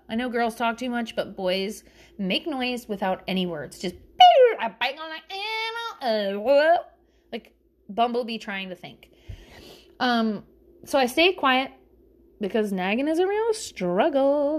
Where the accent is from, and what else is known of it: the South, United States; accent: Southern